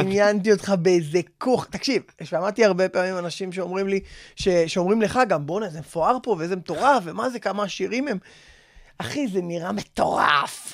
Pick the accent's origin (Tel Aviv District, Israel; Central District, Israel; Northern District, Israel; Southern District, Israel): Tel Aviv District, Israel; Bat Yam; אני בת ימי מאז שאני זרע